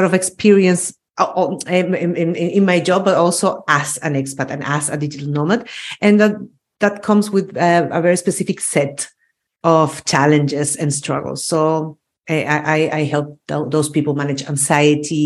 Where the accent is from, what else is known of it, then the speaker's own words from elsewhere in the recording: Chile; moved away as an adult; also born or lived in Austria; now in Spain; I was born and raised in Chile